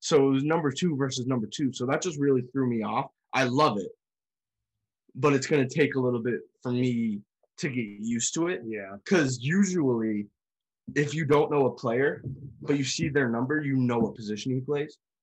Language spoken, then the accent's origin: English; New England, United States; we're from New England